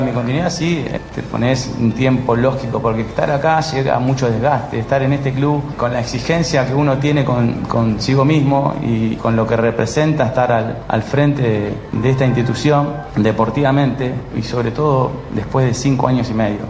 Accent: Argentina

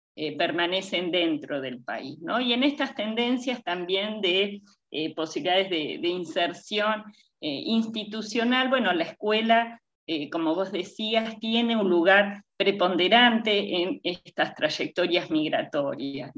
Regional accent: Argentina; yo soy primera generación argentina, eh, mi mamá y mi papá son migrantes de Eslovenia

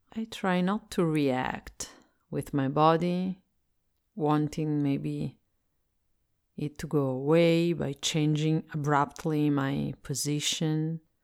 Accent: Italy; English is a second language; I'm Italian and I live in Italy, so I speak English as a second language.

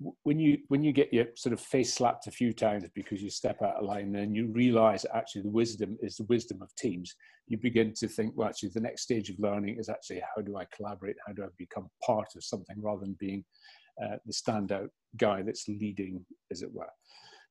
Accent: Aberdeenshire, Scotland, United Kingdom; I was brought up in Aberdeenshire, so an idyllic sort of rural childhood upbringing.

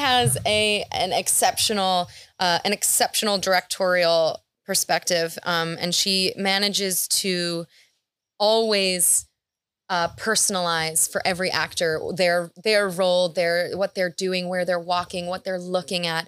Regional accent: New York City, New York, United States; I'm from New York City.

